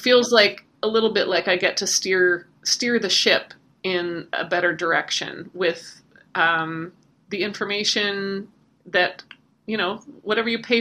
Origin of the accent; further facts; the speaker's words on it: Canada; now in Nashville, United States; I'm originally from Canada, but Nashville has been home for a long time